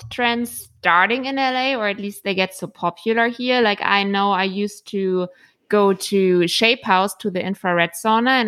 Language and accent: English; Berlin, Germany; I'm from Berlin